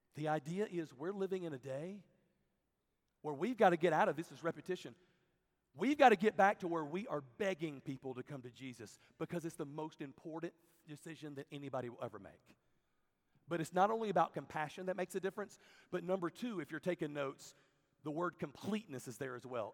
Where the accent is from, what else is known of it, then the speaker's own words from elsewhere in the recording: Birmingham, Alabama, United States; I'm from Birmingham, Alabama.